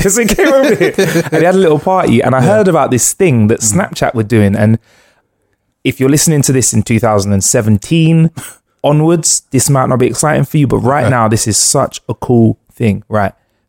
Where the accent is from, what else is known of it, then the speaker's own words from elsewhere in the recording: United Kingdom; And also, you know, being a Brit out there, I must say, and this is a big sweeping generalization, but you know, we're getting a lot of love out there.